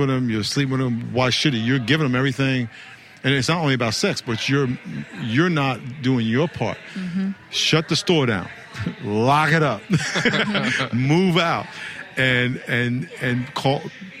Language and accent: English; New York, United States; now in California, United States; I'm from New York